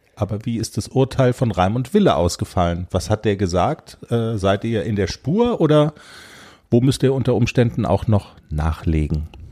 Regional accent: Black Forest, Baden-Württemberg, Germany; bei uns im Schwarzwald

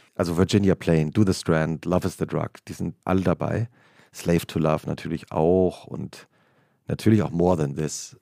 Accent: Langgöns, Hesse, Germany; also born or lived in Butzbach; Und ich bin genau an der Grenze aufgewachsen. Ich, also mein Heimatdorf Langgöns liegt noch auf der nördlichen Grenze

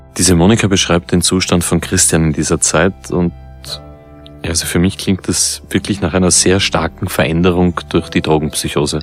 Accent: Vienna, Austria; als Wiener

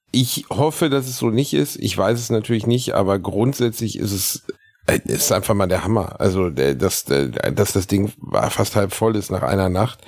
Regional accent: Gelsenkirchen, North Rhine-Westphalia, Germany; born or raised there

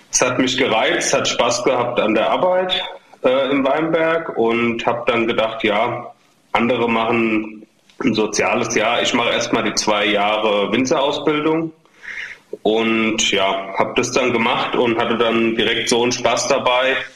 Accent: Ingelheim, Rhineland-Palatinate, Germany; Genau, also wir kommen ja sogar nur aus dem Stadtteil von Ingelheim sozusagen. Wir kommen aus Großwindernheim, genauer gesagt.

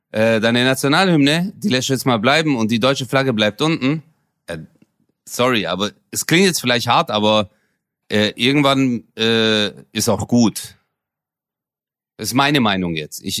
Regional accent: Turkey; now in Germany; Ich habe auch meine Identität hier. Und ich, sogar als Türke, als Moslem, sage

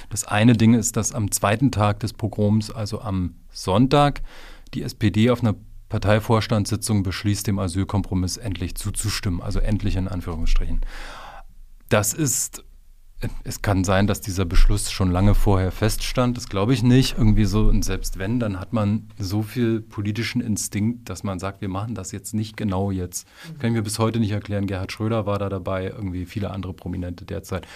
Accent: Frankfurt, Brandenburg, Germany; In meiner Heimatstadt war es Frankfurt oder äh, da war es Neubresinchen

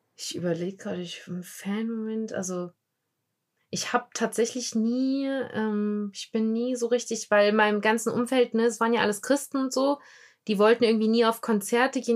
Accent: Germany; wir Deutschen

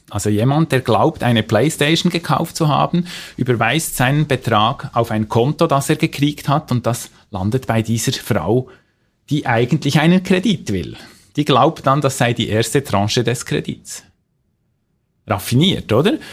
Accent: Switzerland; bei uns in der Schweiz

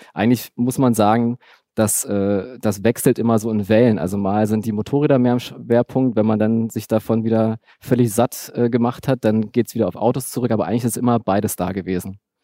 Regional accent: Berlin, Germany; ich bin in, in Ostberlin Tübingen groß geworden, in Herresdorf im Südteil, so Einfamilienhausgegend

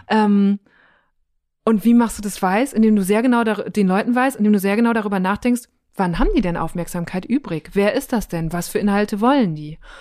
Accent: Münsterland, North Rhine-Westphalia, Germany; now in Berlin, Germany; in meiner Heimat im Münsterland

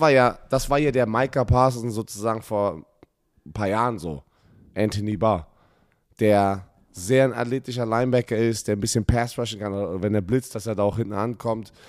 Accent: Germany; als Ex-Spieler, der hier aufgewachsen ist, hier Football gespielt hat

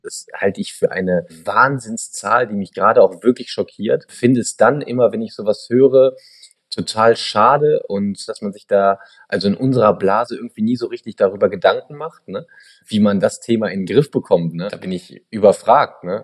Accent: Germany; hier in Deutschland

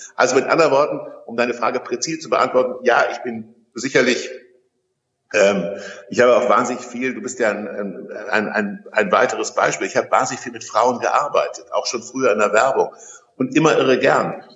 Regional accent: Kassel, Hesse, Germany; in meiner Geburtsstadt Kassel

